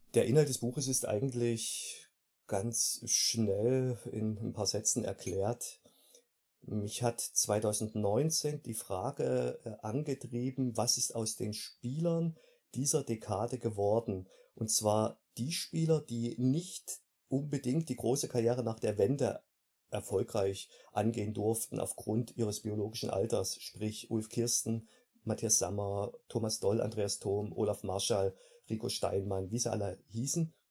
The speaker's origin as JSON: {"language": "German", "town": "Delitzsch", "region": "Saxony", "country": "Germany", "also_born_or_lived": "Wolfen, Saxony-Anhalt", "moved": "as an adult", "lives_now": "Salzburg state, Austria", "said": "komme ursprünglich aus der Region Delitzsch bei Leipzig. Geboren bin ich in Wolfen in Sachsen-Anhalt, damals Bezirk Halle"}